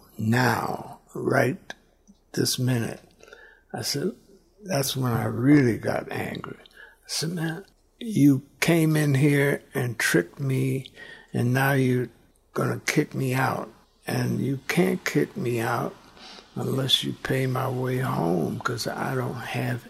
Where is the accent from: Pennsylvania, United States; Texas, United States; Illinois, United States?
Illinois, United States; Chicago; moved away; I'm from Chicago